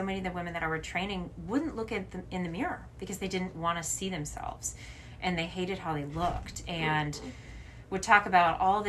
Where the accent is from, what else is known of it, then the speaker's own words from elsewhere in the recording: Louisiana, United States; So I grew up in Louisiana, and I think that's relevant just because the people that live down in the South, for the most part, are not healthy.